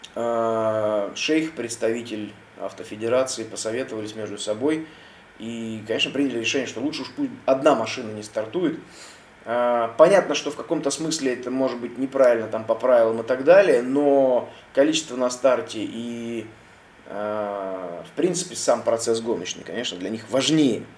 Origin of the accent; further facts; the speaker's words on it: Russia; я, соответственно, россиянин и из России